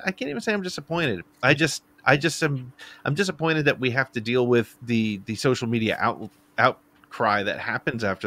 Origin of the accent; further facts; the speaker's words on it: United States; I'm American